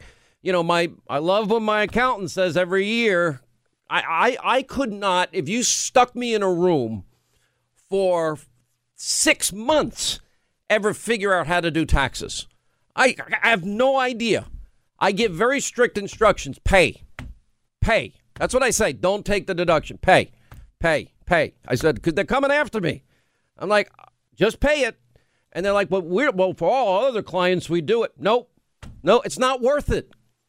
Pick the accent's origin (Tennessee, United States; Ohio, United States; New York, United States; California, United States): New York, United States; Nassau County; I grew up in Nassau County.